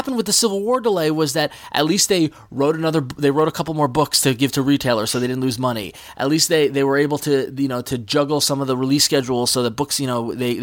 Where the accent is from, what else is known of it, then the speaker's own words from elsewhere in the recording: Long Island, New York, United States; accent: Long Island; my Long Island accent